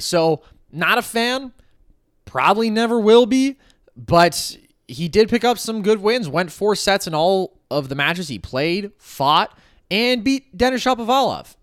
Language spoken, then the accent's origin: English; United States; as an American